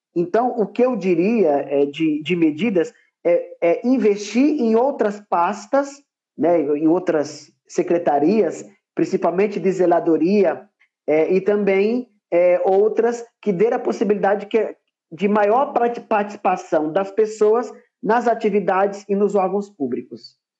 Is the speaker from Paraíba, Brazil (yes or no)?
yes; Paraíba, Brazil; now in São Paulo, Brazil; eu nasci, na verdade, na Paraíba, mas atualmente eu moro em São Paulo